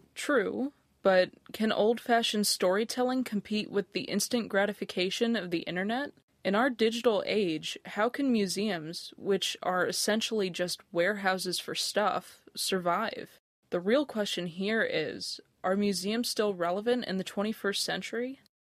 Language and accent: English; United States; moved away as an adult; also born or lived in Otago, New Zealand; now in Dunedin, New Zealand; I grew up just outside Washington, D.C.